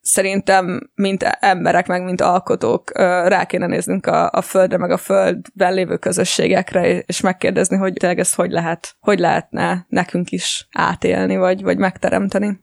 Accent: Gyöngyös, Heves, Hungary; moved away as an adult; also born or lived in United States; Én egyébként vidéken nőttem föl gyöngyösen

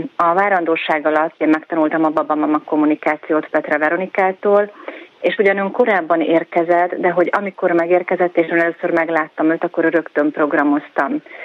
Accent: Zalaegerszeg, Zala, Hungary; moved away as an adult; now in Budapest, Hungary; költözünk haza Zalaegerszegre a szülővárosunkba

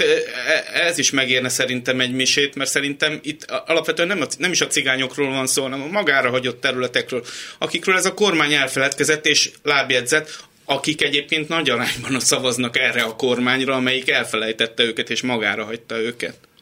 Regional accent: Hungary; magyarok vagyunk

